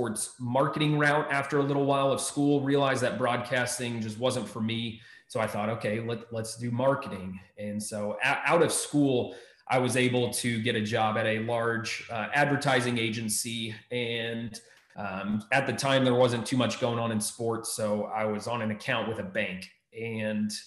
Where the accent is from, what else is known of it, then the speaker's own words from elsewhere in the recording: Maryland, United States; moved away as an adult; also born or lived in Texas; now in Ohio, United States; I grew up in Maryland